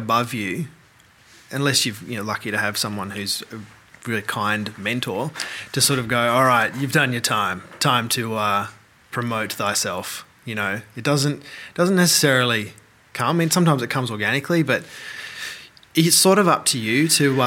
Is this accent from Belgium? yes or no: no; Melbourne, Victoria, Australia; moved away as an adult; I'm from Melbourne.